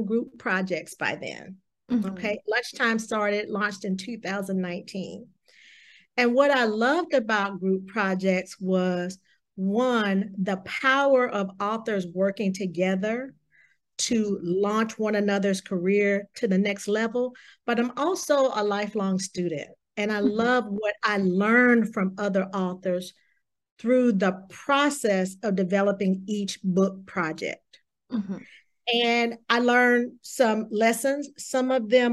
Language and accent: English; the South, United States; I'm from the South